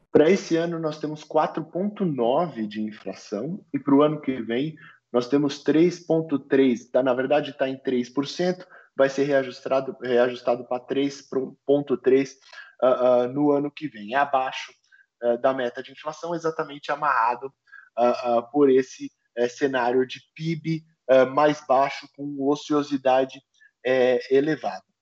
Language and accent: Portuguese; Brazil